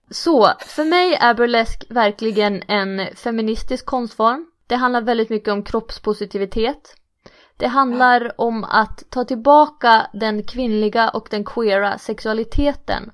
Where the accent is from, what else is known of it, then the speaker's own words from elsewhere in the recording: Umeå, Västerbotten County, Sweden; jag är ju från Umeå